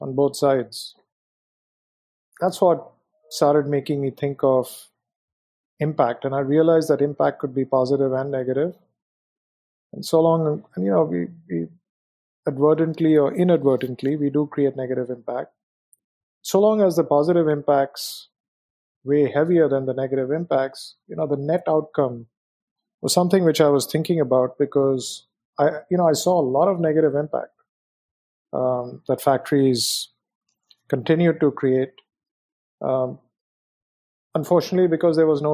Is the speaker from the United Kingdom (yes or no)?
no; India; moved away as an adult; also born or lived in Hong Kong; So I was born in India, brought up in India, had a wonderful experience in India.